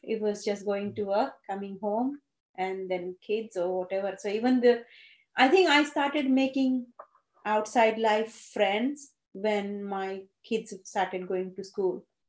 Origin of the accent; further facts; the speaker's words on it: Gujarat, India; first language Gujarati; English is a second language; moved away as an adult; I went to Gujarati medium school. English was a subject for me.